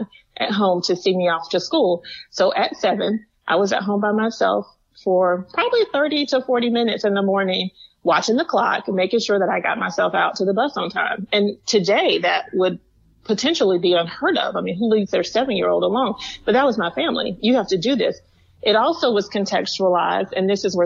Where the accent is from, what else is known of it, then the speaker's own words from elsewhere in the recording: the South, United States; as a young Black woman growing up in the South